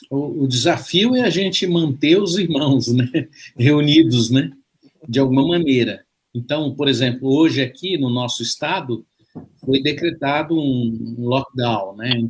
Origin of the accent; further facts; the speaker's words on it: Belo Horizonte, Minas Gerais, Brazil; born there; also born or lived in São Paulo; now in Maringá, Brazil; eu, eu nasci em Minas, né? Minas né? Ai, Minas. É Justamente lá na, na capital mineira, né? Que muitos mineiros não concordam.